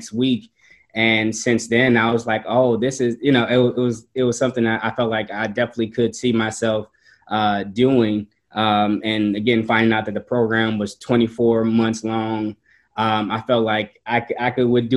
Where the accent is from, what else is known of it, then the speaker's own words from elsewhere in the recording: New Orleans, Louisiana, United States; moved away; growing up in New Orleans and Hurricane Katrina happening and really changing what home was to me